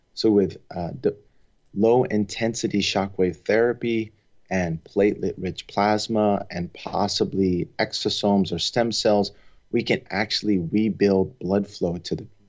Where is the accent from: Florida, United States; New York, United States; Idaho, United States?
New York, United States; Long Island; moved away as an adult; also born or lived in Providence, Rhode Island / Nashville, Tennessee / Los Angeles, California; now in San Francisco Bay Area, United States; I grew up on Long Island